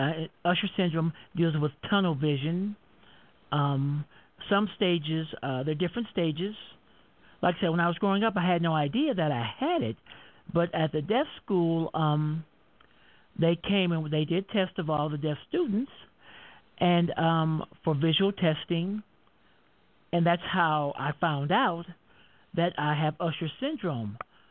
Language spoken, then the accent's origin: English; Denver, Colorado, United States; I'm from Denver, Colorado.